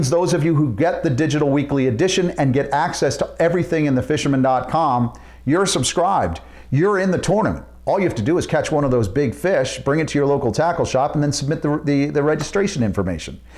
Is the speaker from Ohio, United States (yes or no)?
no; Southern Ocean County, Long Beach Island area, New Jersey, United States; my glory days growing up in Southern Ocean County in the LBI area